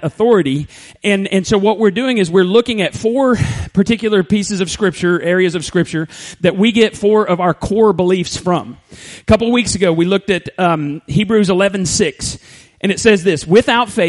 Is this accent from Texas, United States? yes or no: yes; Borger, Texas, United States; moved away as an adult; In third grade, we moved to First Baptist, Borger, and I actually graduated high school there